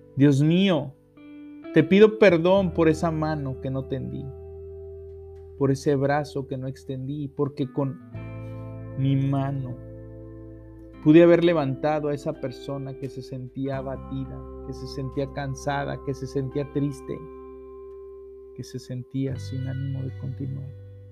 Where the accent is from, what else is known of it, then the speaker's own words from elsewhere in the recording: Mexico; En México somos bendecidos tener capillas de adoración perpetua.